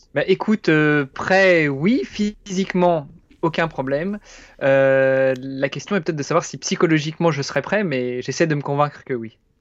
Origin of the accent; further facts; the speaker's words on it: France; moved away as an adult; now in Luxembourg; français, franco-italien exactement, et je réside au Luxembourg depuis une douzaine d'années